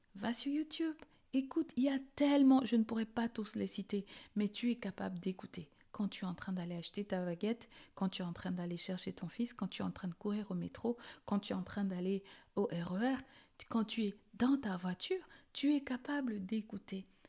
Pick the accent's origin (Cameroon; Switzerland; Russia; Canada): Cameroon; Je suis née au Cameroun et pour ceux qui ne savent pas où est ce beau petit pays, c'est en Afrique centrale